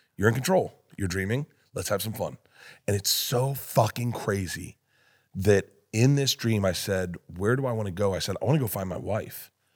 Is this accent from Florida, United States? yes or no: yes; Florida, United States; I'm from Florida